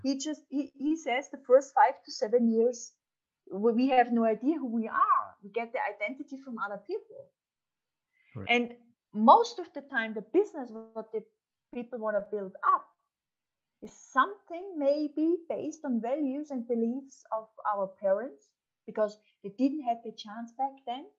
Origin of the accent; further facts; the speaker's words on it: Upper Austria, Austria; I'm from Upper Austria. I'm coming from a bakery